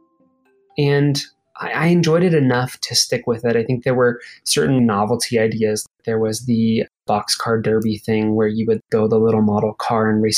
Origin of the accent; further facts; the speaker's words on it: Nebraska, United States; growing up in Nebraska, pre-social media, pre-internet